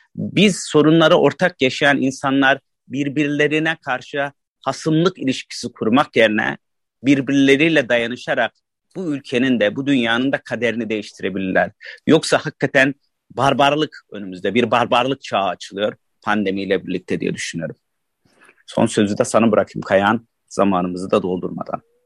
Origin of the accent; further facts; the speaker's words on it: Turkey; Annem babam burada doğmuş, ben burada doğmuşum. Bu yüzden yerliyim.